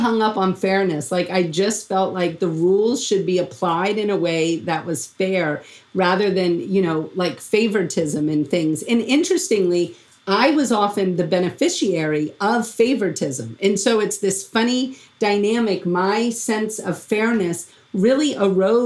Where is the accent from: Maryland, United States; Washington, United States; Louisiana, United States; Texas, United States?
Louisiana, United States; moved away; I was from Louisiana